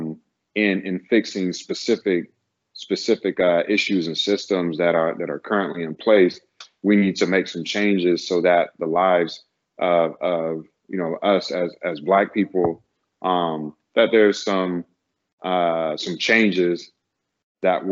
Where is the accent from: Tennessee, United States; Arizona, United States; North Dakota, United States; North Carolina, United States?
North Carolina, United States; moved away; also born or lived in California; Growing up in North Carolina, it is more of a conservative space